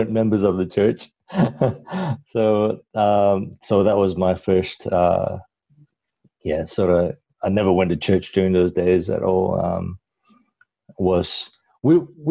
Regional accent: Kuala Lumpur, Malaysia; now in Adelaide, Australia; Originally, I migrated to Adelaide from Kuala Lumpur, Malaysia. That's where I was born. So I'm Malaysian, but of Chinese descent.

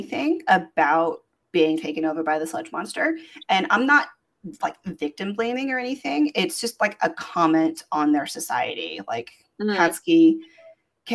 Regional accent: United States; I guess I'm just coming from the American standpoint of it

